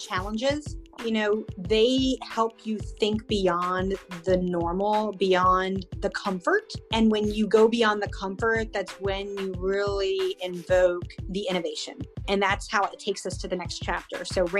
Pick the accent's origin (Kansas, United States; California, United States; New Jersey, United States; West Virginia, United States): New Jersey, United States; near Camden; I grew up in South Jersey, right outside of Camden